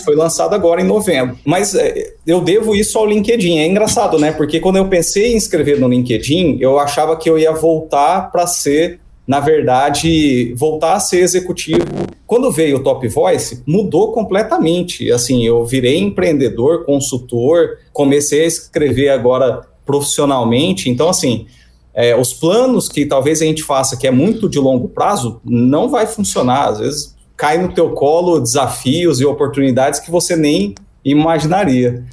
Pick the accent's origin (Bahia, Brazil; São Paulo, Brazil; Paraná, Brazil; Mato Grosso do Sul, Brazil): Mato Grosso do Sul, Brazil; Campo Grande; moved away as an adult; also born or lived in Cuiabá, Mato Grosso; Eu sou natural aqui de Campo Grande, Mato Grosso do Sul, mas fui para Cuiabá é, para trabalhar